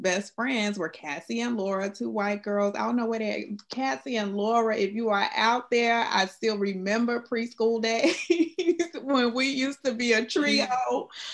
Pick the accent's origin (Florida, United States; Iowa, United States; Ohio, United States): Florida, United States; South; I'm from South Florida, and um, I was the only Black kid in my preschool